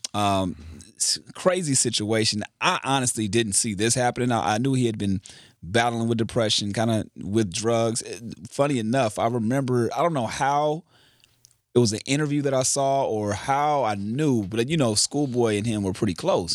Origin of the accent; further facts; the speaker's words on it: Carson, California, United States; I'm from Carson